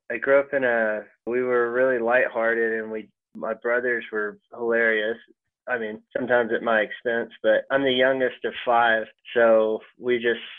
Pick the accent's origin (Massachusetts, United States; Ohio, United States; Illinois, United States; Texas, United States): Texas, United States; Longview; also born or lived in New York / Colorado; grew up in East Texas. I grew up in Longview, Texas. Our claim to fame is that's where Matthew McConaughey grew